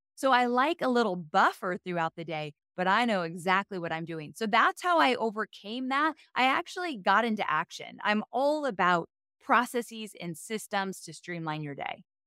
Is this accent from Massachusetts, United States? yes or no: no; Southern California, United States; moved away as an adult; now in Nashville, United States; moved from Southern California, where I was born and raised my whole life, to Nashville a year and a half ago